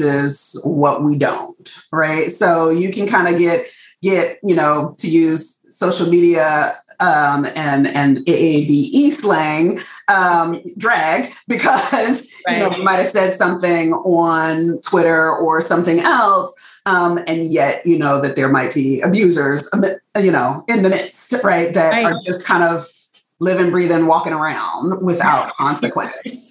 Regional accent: United States; accent: African-American Vernacular English; first language African-American Vernacular English

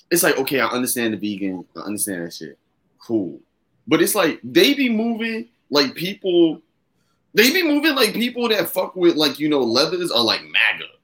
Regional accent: the South, United States; Listen, I'm from being from the South, I love interviewing Southern people because like the South is just weird.

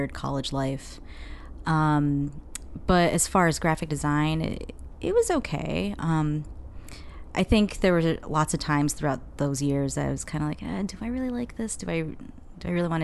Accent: Herkimer, New York, United States; born or raised there; also born or lived in Staten Island, New York / Boston

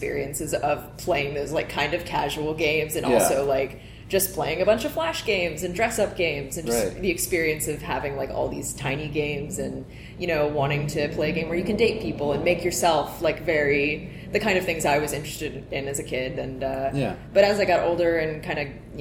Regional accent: Wilmington, North Carolina, United States; I grew up in Wilmington, North Carolina, which is a little beach town on the coast

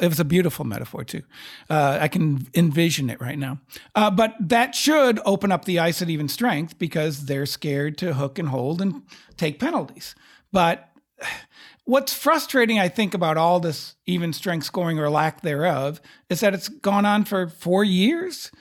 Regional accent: Texas, United States; as a Texan

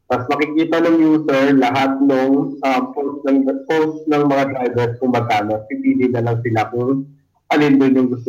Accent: Cavite City, Calabarzon, Philippines; I'm from Cavite City

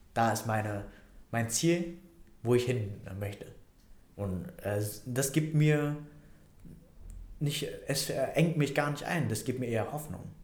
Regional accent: Vietnam; now in Germany; Vietnam. Ne? Da komme ich her

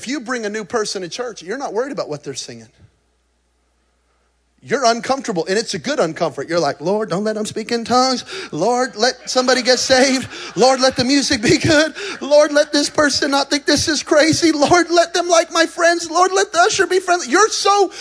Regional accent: New Mexico, United States; I'm from New Mexico

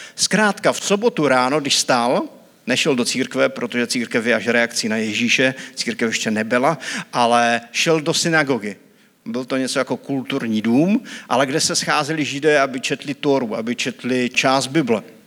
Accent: Bratřejov, Zlín Region, Czechia; jsem z Bratřejova, to je taková vesnička u Vizovic

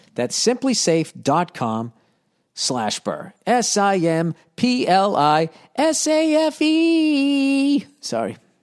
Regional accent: United States; I'm American

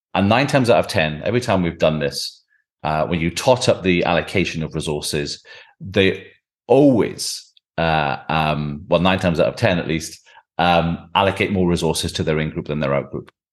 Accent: Welsh Valleys, Wales, United Kingdom; I grew up in the Welsh Valleys

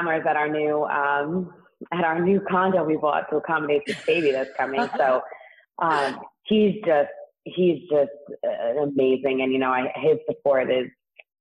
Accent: New York City, New York, United States; accent: New York; I actually grew up in Staten Island

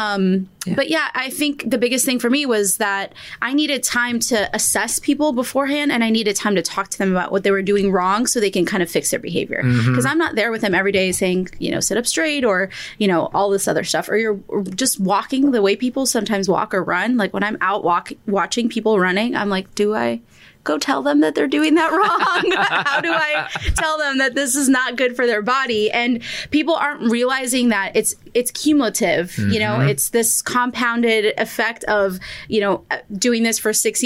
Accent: California, United States; moved away as an adult; now in New Jersey, United States; I'm originally from California

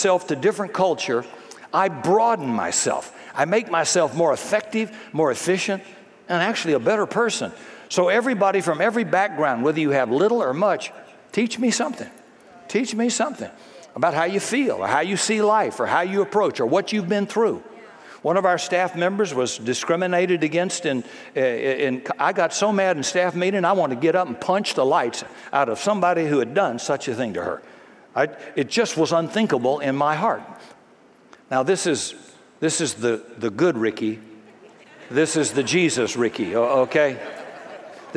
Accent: the South, United States; I was raised in the South.

